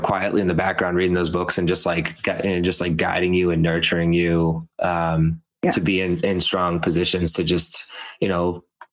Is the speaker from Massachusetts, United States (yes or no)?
yes; Methuen, Massachusetts, United States; now in Beverly, United States; I grew up in Methuen